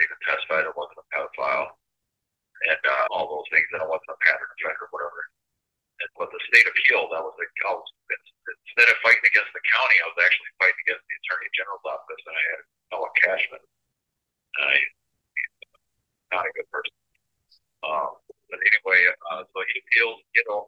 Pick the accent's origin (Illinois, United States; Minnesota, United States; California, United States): Minnesota, United States; also born or lived in Fort Wayne; I was a born citizen of Minnesota. I'm actually from Fort Wayne.